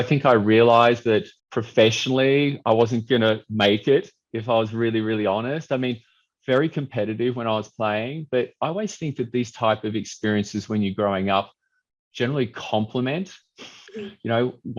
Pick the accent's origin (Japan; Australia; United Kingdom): Australia; moved away as an adult; also born or lived in Brisbane; as a kid growing up in Australia